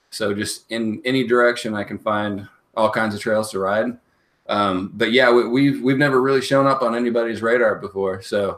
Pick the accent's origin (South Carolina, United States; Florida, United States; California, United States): California, United States; now in Kansas City, United States; No, I've spent about half of my life here in Kansas City, but I grew up out in California, so I bounced all over.